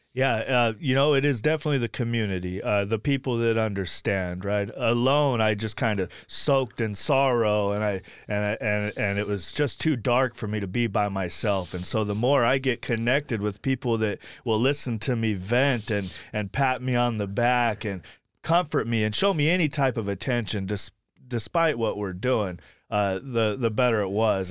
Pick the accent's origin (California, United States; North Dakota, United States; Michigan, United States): California, United States; Sacramento; also born or lived in Blackfoot, Idaho / Woodland, California; now in Anderson, Indiana, United States; I grew up in Sacramento, California, and most of my recovery was in Sacramento, California